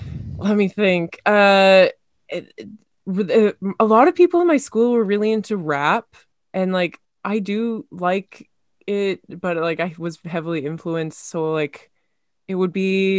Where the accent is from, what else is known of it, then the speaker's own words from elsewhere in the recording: Kamloops, British Columbia, Canada; Local theater. I grew up in Kamloops, and like so sometimes it's just not good.